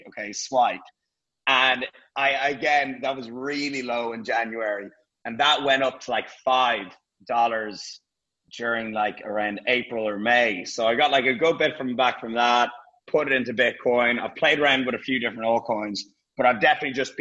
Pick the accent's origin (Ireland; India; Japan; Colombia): Ireland; Dublin, Leinster; moved away as an adult; also born or lived in London; now in Marbella, Spain; I had to go back to Dublin to put some stuff in storage and, you know, see my family